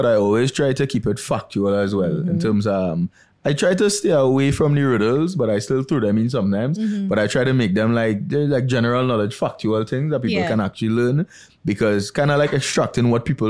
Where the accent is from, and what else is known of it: Trinidad & Tobago; born or raised there